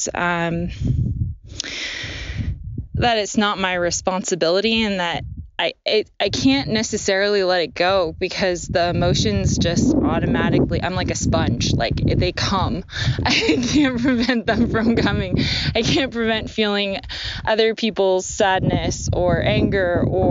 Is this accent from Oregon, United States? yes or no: yes; Portland, Oregon, United States; I'm from Portland